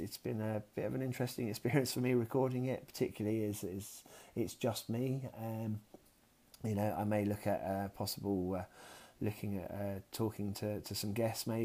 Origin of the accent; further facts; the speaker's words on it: south of England, United Kingdom; accent: southern; also born or lived in Kent; I'm definitely a southerner, sort of more nearer to London. Not necessarily a Cockney either